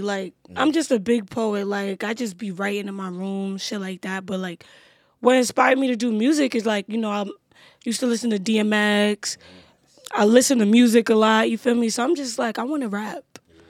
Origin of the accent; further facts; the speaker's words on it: New York City, New York, United States; also born or lived in Bronx, New York / Pennsylvania; I was born in the Bronx. Nice. And then I moved to Brooklyn. Nice. What part of Brooklyn? Coney Island.